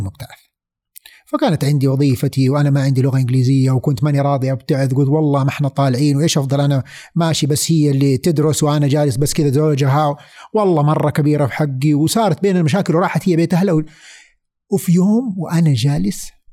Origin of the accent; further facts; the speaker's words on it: Saudi Arabia; moved away as an adult; also born or lived in Vancouver, Canada; انا سعودي موجود من هنا